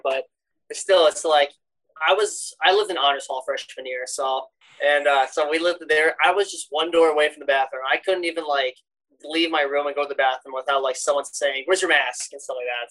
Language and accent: English; Aberdeen, South Dakota, United States; I am from Aberdeen, South Dakota.